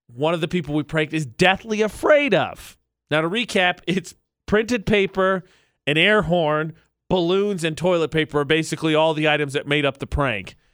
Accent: Midwest, United States; I'm from the Midwest.

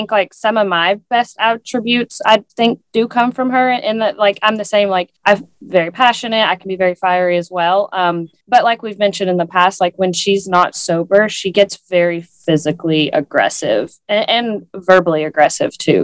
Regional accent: East Tennessee, United States; where we grew up in East Tennessee, the thing that you do in the summer is you go swim in a lake

